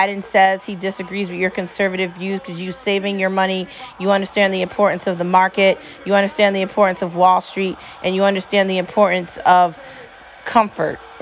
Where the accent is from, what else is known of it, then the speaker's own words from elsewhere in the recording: United States; As an American